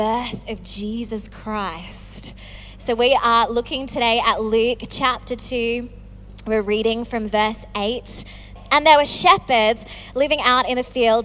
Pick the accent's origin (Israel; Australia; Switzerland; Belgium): Australia; moved away as an adult; now in England; I'm Australian.